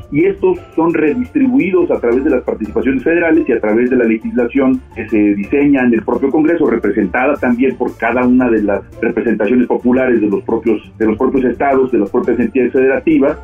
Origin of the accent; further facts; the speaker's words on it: Mexico; tenemos que unirnos como mexicanos